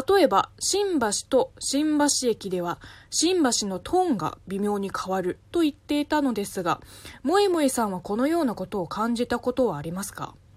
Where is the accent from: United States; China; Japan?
China; first language Chinese; Japanese is a second language; moved away; 母国語の中国語